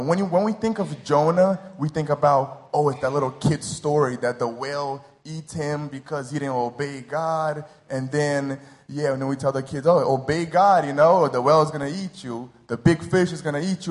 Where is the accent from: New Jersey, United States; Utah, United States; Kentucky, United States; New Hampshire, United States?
New Jersey, United States; moved away as an adult; now in Rio de Janeiro, Brazil; I was born and raised in New Jersey.